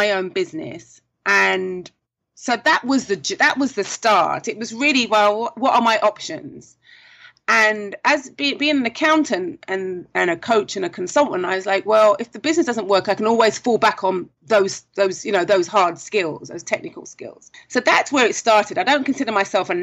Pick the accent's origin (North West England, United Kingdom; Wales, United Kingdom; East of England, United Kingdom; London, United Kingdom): London, United Kingdom; moved away as an adult; now in Trinidad and Tobago; maybe you can tell from the accent, I am originally from London, South London. I came to Trinidad 17 years ago this month